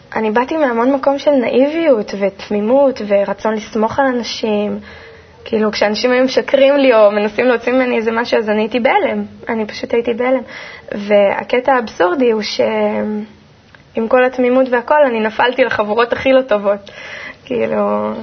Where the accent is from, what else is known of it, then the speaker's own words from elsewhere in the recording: Kfar Saba, Central District, Israel; also born or lived in Haifa / Karmiel; בגיל שנתיים וחצי בערך עברתי עם ההורים לגור בכפר סבא, ושם בעצם מבחינתי הכל התחיל